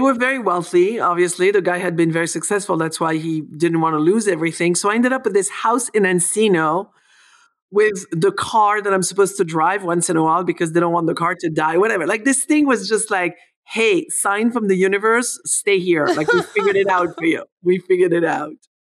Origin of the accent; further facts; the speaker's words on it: France; English is a second language; moved away as an adult; now in United States; I was born in France